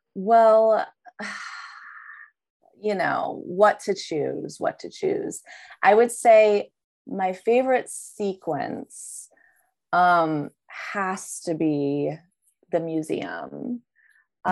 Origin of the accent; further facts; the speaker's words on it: Midwest, United States; us Midwesterners